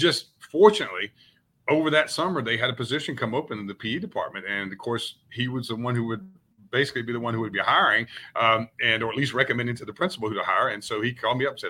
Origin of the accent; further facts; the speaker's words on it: Brunswick, Georgia, United States; also born or lived in Valdosta, Georgia / Atlanta, Georgia / Marietta, Georgia / Orlando, Florida; I grew up in Brunswick, Georgia, which is about an hour north, right on the Georgia-Florida line of Jacksonville, Florida.